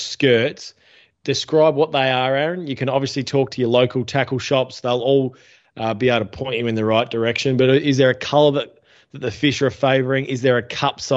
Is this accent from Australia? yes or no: yes; Western Australia, Australia; we as Western Australian recreational anglers